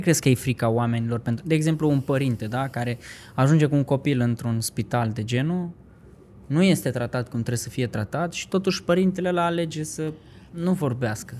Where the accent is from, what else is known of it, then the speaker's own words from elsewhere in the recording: Vaslui, Vaslui County, Romania; moved away as an adult; now in Bucharest, Romania; când am plecat de la Vaslui, că sunt din Vaslui, când am venit încoace spre București